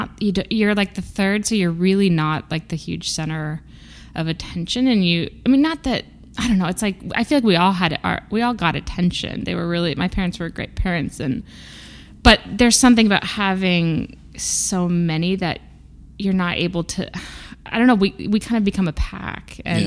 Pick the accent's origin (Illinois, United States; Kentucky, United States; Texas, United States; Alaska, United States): Illinois, United States; Peoria; now in Massachusetts, United States; I didn't grow up in a city. I grew up in Illinois.